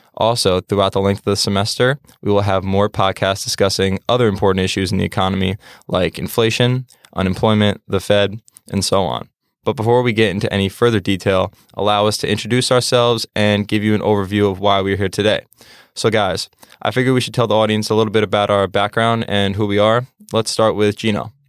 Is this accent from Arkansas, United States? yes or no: no; New York, United States; I'm from Pro of New York and live about ten minutes away from Stack